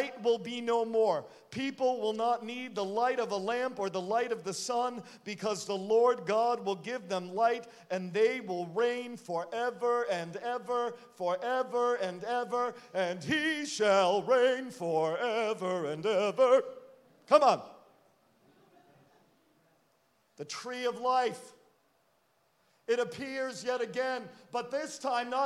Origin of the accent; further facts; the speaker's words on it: Rhode Island, United States; now in Connecticut, United States; I grew up in Rhode Island